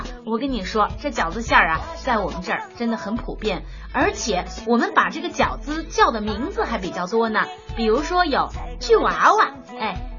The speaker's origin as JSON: {"language": "Chinese", "region": "Xinjiang", "country": "China", "said": "我是新疆的姑娘"}